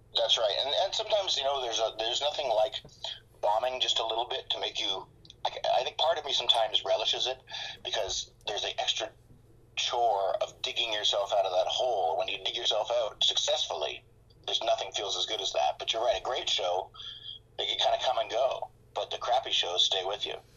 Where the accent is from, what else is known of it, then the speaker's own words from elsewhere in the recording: Toronto, Ontario, Canada; moved away as an adult; now in Syracuse, United States; I grew up in Toronto, uh, and for all my years, even as an adult there